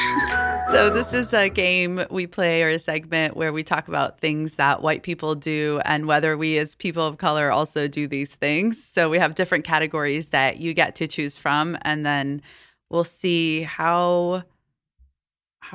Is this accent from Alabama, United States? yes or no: yes; Alabama, United States; now in New York, United States; I grew up in Alabama